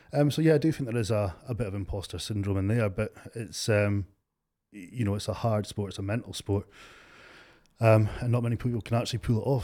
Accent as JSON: {"language": "English", "town": "Stonehaven", "region": "Scotland", "country": "United Kingdom", "tie": "born or raised there", "also_born_or_lived": "Aberdeen area", "said": "I'm from Stonehaven. Grew up in Stonehaven."}